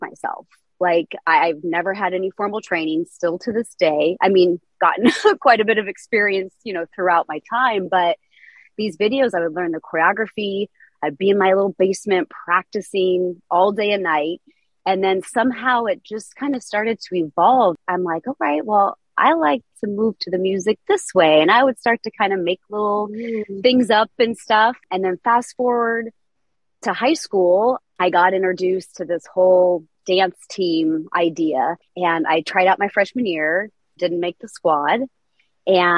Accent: Des Moines, Iowa, United States; I was raised in Des Moines, Iowa, single mom

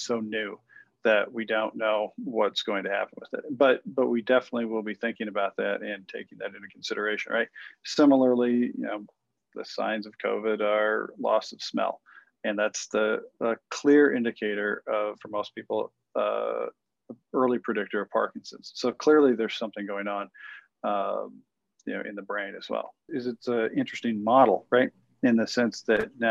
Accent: Iowa, United States; moved away; I'm originally from Iowa, right? A small town

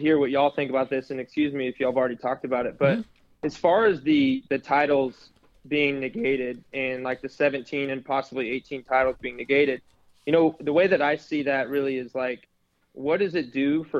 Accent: Houston, Texas, United States; I'm from Houston. I grew up a huge Astros fan.

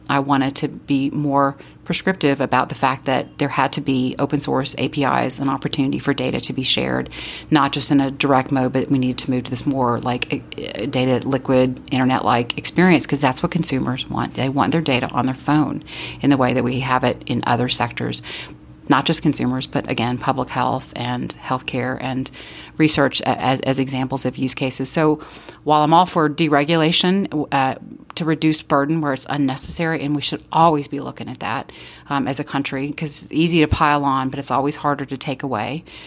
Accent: Austin, Texas, United States; I grew up in Austin, and I grew up in a poor neighborhood there

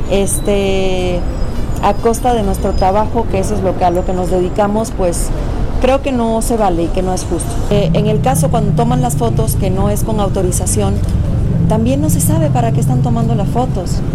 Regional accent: Mexico; Soy mexicana y me considero mexicana y no por nacer en otro lugar

